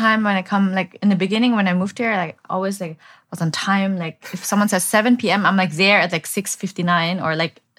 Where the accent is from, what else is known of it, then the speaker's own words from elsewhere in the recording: Bavaria, Germany; moved away as an adult; now in Vietnam; I'm from Bavaria